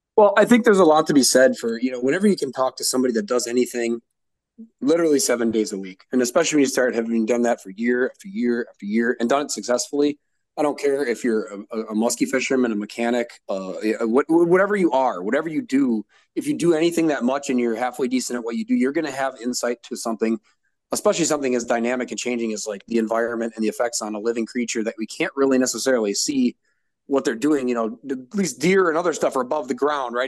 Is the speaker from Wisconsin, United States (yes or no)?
yes; Green Bay, Wisconsin, United States; I'm from Green Bay. I've, I've, fished Green Bay since I was three years old